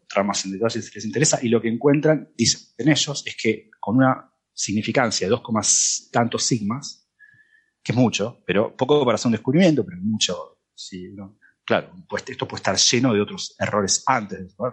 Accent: Germany; Spanish is a second language; es que, es que obviamente yo soy alemán y...

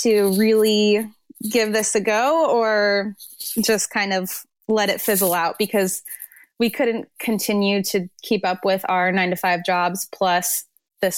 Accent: California, United States; moved away as an adult; also born or lived in Arizona; We're both from California

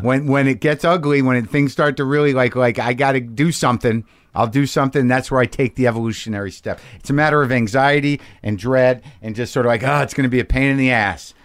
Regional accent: United States; I'm unique as an American

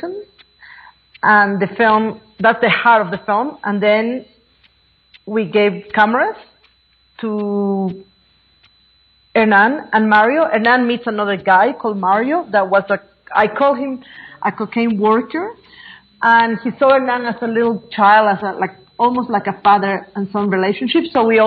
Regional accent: Bolivia; moved away; I am from Bolivia. I am an indigenous woman. I'm a Quechua woman from Bolivia.

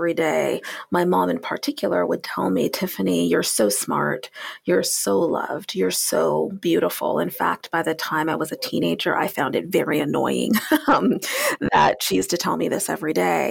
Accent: Tacoma, Washington, United States; I was born 9 months later at Fort Lewis Army Base in Tacoma, Washington, which is how I came to hail from the Pacific Northwest

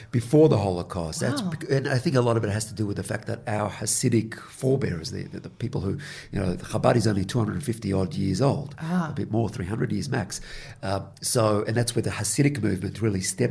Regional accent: Melbourne, Victoria, Australia; also born or lived in Israel / Sydney; we moved in from Israel to Sydney briefly for a year and a half, and then we went to Melbourne

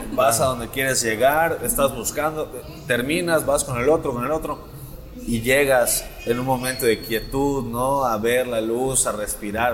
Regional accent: Yucatán, Mexico; yo soy yucateco

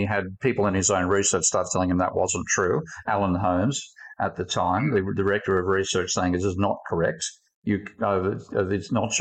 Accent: Australia; my home country, Australia

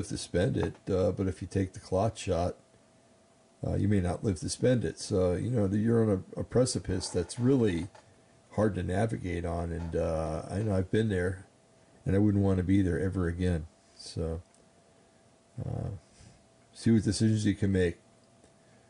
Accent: New Jersey, United States; I grew up in New Jersey

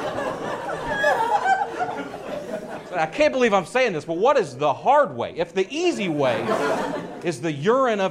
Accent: Nashville, Tennessee, United States; I'm from Nashville, Tennessee. It's where I came from

